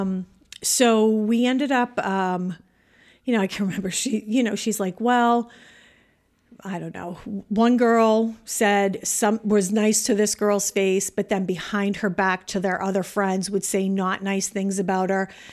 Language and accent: English; Canada; moved away as an adult; now in United States; I'm Canadian